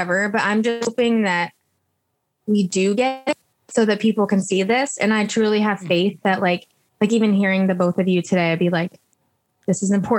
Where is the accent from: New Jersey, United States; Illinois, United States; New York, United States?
Illinois, United States; Chicago; now in Los Angeles, United States; I'm from the Chicago area